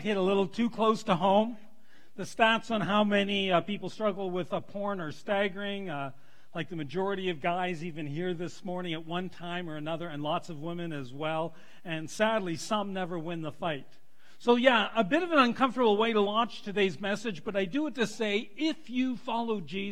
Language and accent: English; Toronto, Ontario, Canada; also born or lived in North Bay, Ontario; I was born in a small northern Ontario town, North Bay. A lot of my growing up was in the Toronto, the southern Ontario area